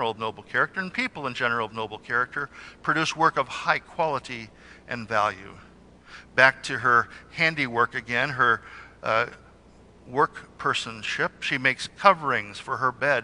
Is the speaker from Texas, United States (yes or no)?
no; Salinas, California, United States; now in Covina, United States; Where I grew up in Salinas, it very rarely snowed. Where I live in Covina, we've had hail